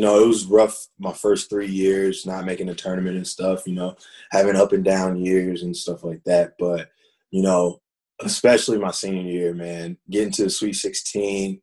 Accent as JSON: {"language": "English", "town": "Fayetteville", "region": "North Carolina", "country": "United States", "tie": "born or raised there", "said": "growing up, I'm from Fayetteville, North Carolina, and, and growing up in Fayetteville"}